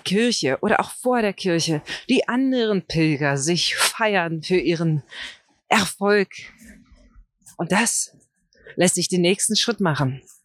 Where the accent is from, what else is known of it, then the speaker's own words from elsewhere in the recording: Brandenburg, Germany; für mich als Brandenburger